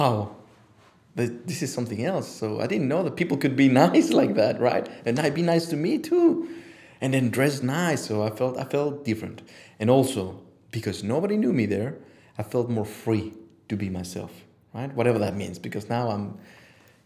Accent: Mexico City, Mexico; moved away; Mexico City

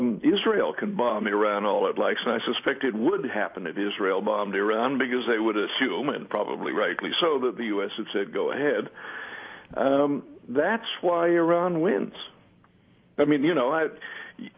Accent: Canada; now in United Kingdom; I'm a British citizen and I live here, but I grew up in Canada

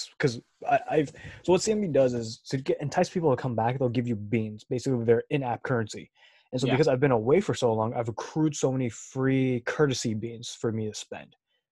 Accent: Southern California, United States; I'm from SoCal

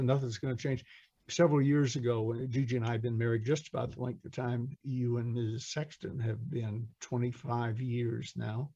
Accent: Atlanta, Georgia, United States; I'm from Atlanta

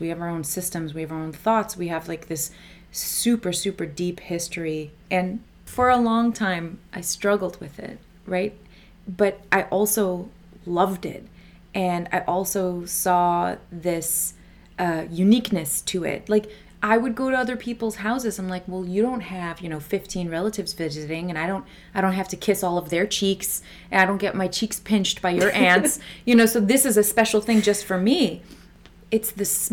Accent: Chicago, Illinois, United States; first language Assyrian Neo-Aramaic; English is a second language; also born or lived in Des Plaines; little girl born in Chicago

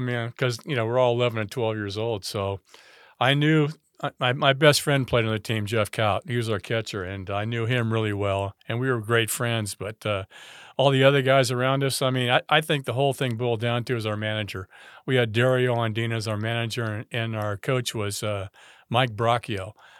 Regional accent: France; moved away; I came from France, and when we actually moved here, everything was kind of like brand new. Cordova was fairly new.

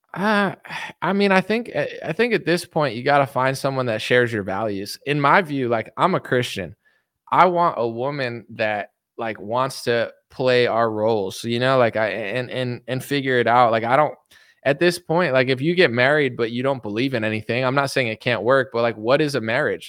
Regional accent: United States; I'm as American as it gets

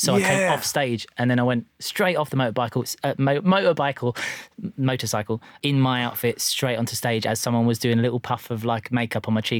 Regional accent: Essex, East of England, United Kingdom; I'm from Essex

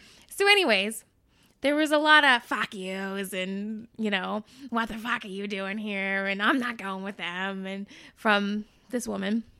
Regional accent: North Shore, Massachusetts, United States; I'm, I'm from the North Shore, like, the most, like, yuppity of, like, cow towns

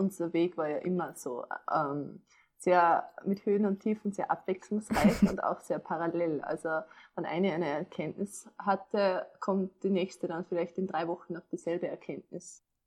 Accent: Upper Austria, Austria; ich bin aus Oberösterreich

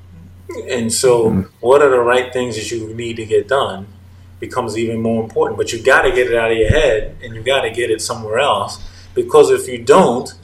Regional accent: United States; I'm an American

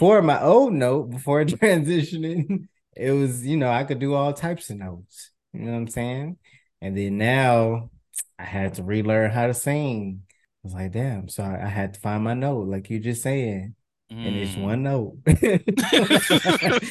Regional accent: Houston, Texas, United States; I'm from Houston, and I'm a trans guy

